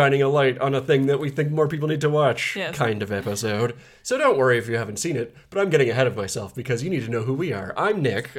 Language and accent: English; Canada; We are very Canadian, in case you can't tell from my terrific accent.